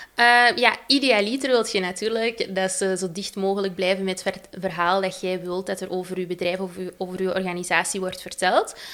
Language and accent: Dutch; Antwerp, Flanders, Belgium; ik kom uit Antwerpen